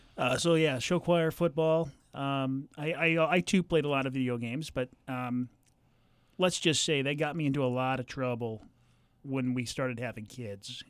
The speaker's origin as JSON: {"language": "English", "region": "Southern California", "country": "United States", "tie": "born or raised there", "also_born_or_lived": "Colorado", "moved": "as an adult", "lives_now": "Central Illinois, United States", "said": "I grew up in Southern California"}